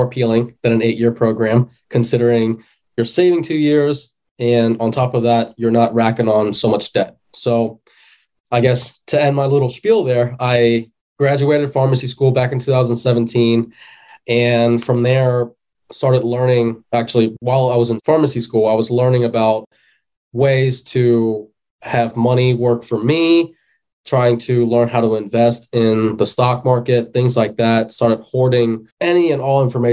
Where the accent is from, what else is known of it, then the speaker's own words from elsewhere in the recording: Cincinnati, Ohio, United States; I'm born and raised in Cincinnati, still located here.